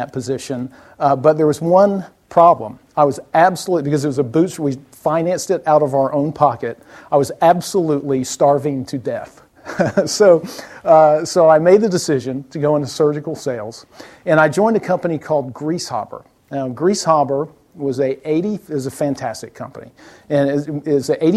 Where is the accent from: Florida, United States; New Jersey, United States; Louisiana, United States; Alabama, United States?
Alabama, United States; South; moved away; I was born in South Alabama, as he mentioned, and I went to school at Auburn University